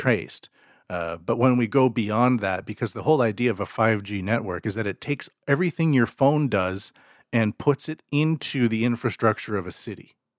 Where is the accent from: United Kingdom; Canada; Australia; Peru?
Canada; moved away; they used to train in my hometown